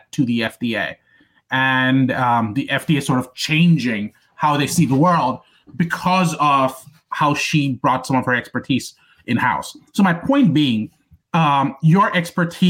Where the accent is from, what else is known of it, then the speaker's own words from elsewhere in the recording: India; moved away; I grew up in India for the most part, for the first half of my life